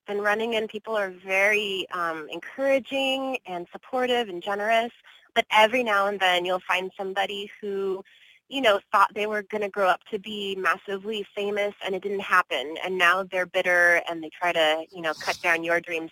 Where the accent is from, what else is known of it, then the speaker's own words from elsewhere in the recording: Bakersfield, California, United States; now in Los Angeles, United States; I am a native Californian. I was born in Bakersfield, which is a couple hours north of L.A.